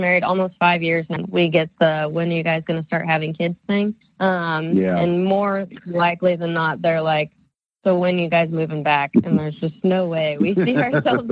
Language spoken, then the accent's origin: English; Missouri, United States; moved away as an adult; now in Portland, United States; I am actually originally from Missouri